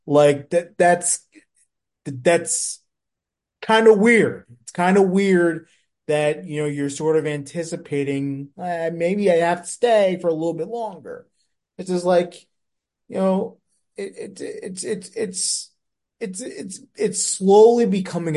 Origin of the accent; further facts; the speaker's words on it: New York, United States; as a New Yorker